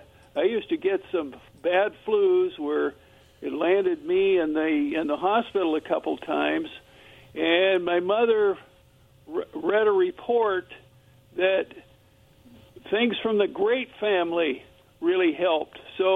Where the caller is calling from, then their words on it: Kennewick, Washington, United States; from Kennewick again here.